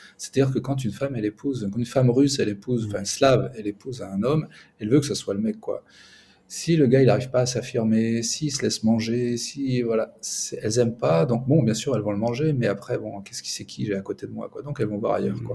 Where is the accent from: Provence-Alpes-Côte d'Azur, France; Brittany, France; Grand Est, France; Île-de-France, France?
Île-de-France, France; Paris; moved away as an adult; also born or lived in Ukraine; now in Minsk, Belarus; je suis parisien